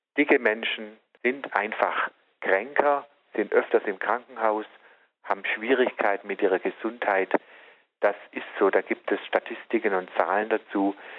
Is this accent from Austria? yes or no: no; Southern Germany, Germany; bei uns im Süden